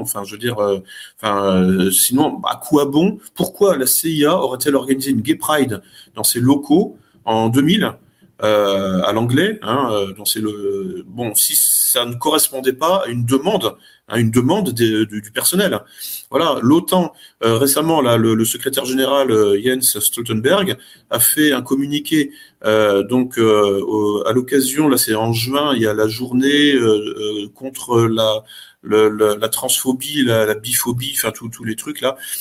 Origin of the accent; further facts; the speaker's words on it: France; en tant que Français, en tant qu'Européens, en tant qu'Occidentaux